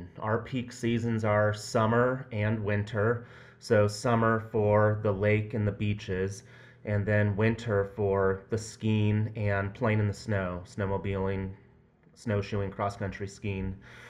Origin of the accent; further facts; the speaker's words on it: Pacific Northwest, United States; moved away as an adult; now in Lake Tahoe, United States; I grew up in the Pacific Northwest